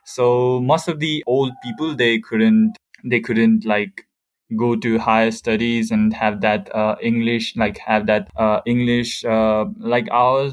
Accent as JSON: {"language": "English", "country": "Nepal", "said": "I'm from Nepal and I currently live in Kathmandu."}